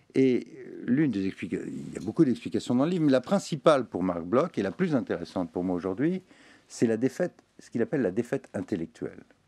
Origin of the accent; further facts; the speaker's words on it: Tunisia; now in France; en Tunisie, qui est quand même mon pays natal